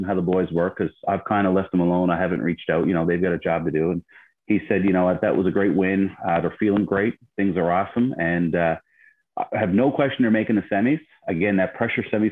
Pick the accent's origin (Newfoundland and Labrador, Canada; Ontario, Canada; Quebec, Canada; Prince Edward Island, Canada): Newfoundland and Labrador, Canada; Harbour Grace; I grew up in Harbor Grace, a town of about 3,000 people